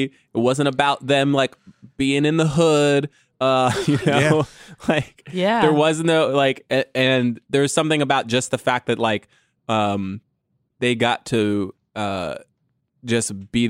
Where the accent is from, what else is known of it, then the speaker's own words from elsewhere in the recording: Texas, United States; Sorry for all the y'alls. I'm from Texas. LOL.